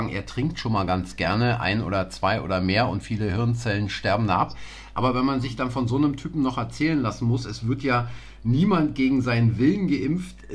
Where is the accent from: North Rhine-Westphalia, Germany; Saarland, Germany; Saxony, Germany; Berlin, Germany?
Berlin, Germany; wir sind zwar beide in Berlin groß geworden, aber Sie auf der anderen Seite als ich, äh, der Mauer.